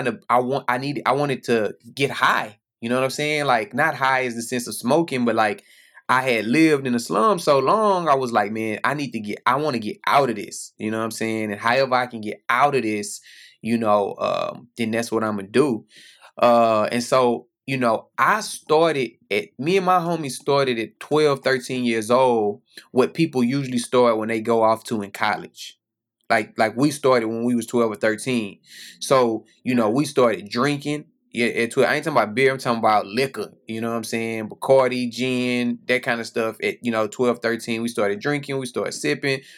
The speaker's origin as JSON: {"language": "English", "town": "Houston", "region": "Texas", "country": "United States", "tie": "born or raised there", "said": "I grew up in Houston"}